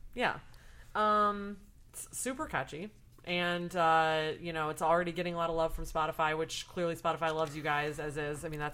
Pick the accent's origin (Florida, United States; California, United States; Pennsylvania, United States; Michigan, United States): Michigan, United States; Lansing; moved away; I'm like right in the middle of the mitten from the Lansing area.